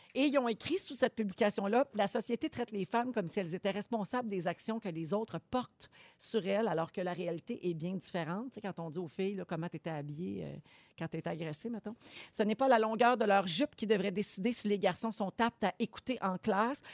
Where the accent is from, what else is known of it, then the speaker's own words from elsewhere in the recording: Quebec, Canada; ici, chez nous, au Québec